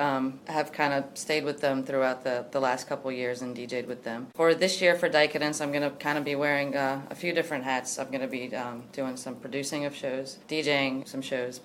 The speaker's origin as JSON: {"language": "English", "town": "Larose", "region": "Louisiana", "country": "United States", "tie": "born or raised there", "moved": "yes", "lives_now": "New Orleans, United States", "said": "I grew up about an hour and a half southwest of here in a town called La Rose, Louisiana."}